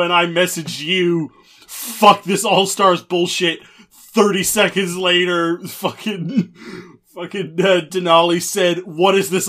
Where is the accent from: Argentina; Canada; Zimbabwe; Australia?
Canada; I'm Canadian